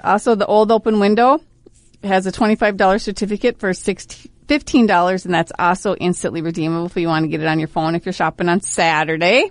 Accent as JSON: {"language": "English", "town": "Brainerd", "region": "Minnesota", "country": "United States", "tie": "born or raised there", "said": "Born and raised, Brainerd High School"}